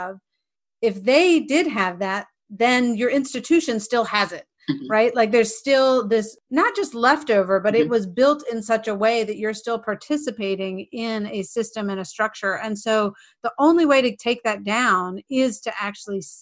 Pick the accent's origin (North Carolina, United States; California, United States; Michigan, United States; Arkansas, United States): North Carolina, United States; growing up in North Carolina